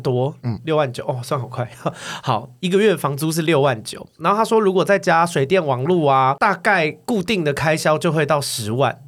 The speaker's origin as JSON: {"language": "Chinese", "country": "Taiwan", "also_born_or_lived": "Sydney, Australia", "moved": "yes", "said": "我们台湾人去就是台劳"}